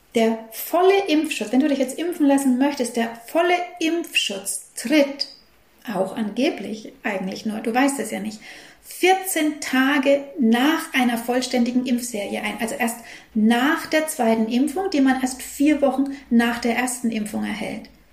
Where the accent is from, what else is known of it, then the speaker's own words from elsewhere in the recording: Germany; bei uns in Deutschland